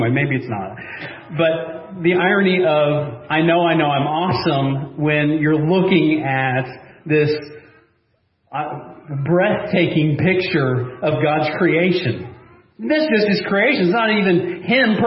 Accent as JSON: {"language": "English", "country": "United States"}